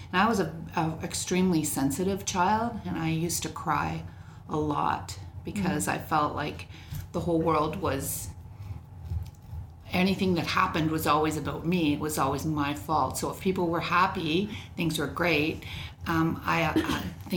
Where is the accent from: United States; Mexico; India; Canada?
Canada; also born or lived in England; I grew up in, for the times, it was probably pretty normal childhood in the suburbs. We lived in a half double. We immigrated to Canada from England when I was 4.